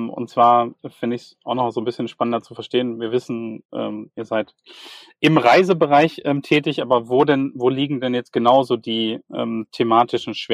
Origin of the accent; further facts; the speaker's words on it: Bielefeld, North Rhine-Westphalia, Germany; Das ist schön, dass man das als Bielefelder schon mal sagen muss, dass es doch noch mal ein bisschen flacher gehen sollte.